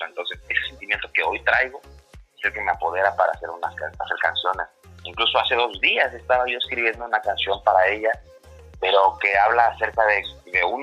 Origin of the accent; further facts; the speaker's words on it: Acapulco, Guerrero, Mexico; pues norteño no soy, soy de Acapulco.